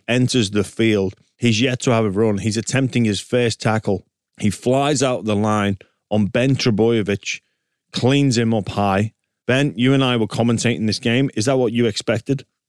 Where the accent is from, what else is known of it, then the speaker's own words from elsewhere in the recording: England, United Kingdom; now in Australia; me, as an Englishman